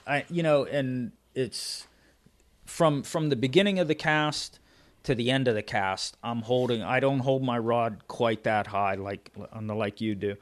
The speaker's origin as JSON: {"language": "English", "region": "Pennsylvania", "country": "United States", "said": "I'm from Pennsylvania"}